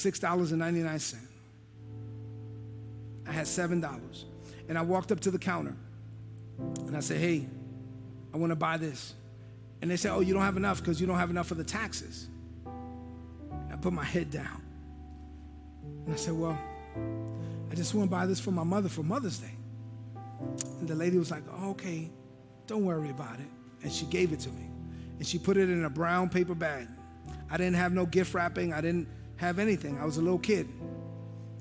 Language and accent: English; New York City, New York, United States; moved away as an adult; I'm from East New York, Brooklyn